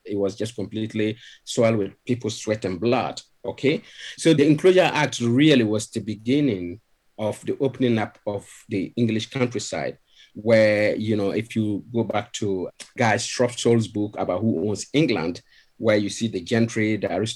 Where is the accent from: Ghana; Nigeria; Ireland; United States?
Ghana; moved away as an adult; now in Sheffield, United Kingdom; I'm originally from Ghana, even though I'm British now. I've been British for over 20 years now, but I still see myself as a Ghanaian